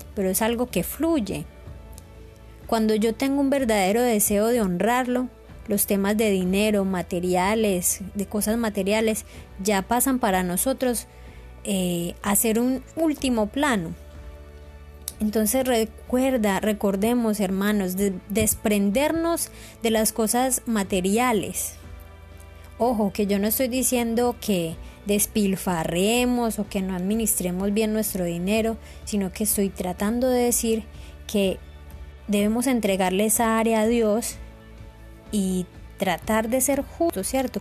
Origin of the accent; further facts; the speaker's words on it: Colombia; tenemos como colombianos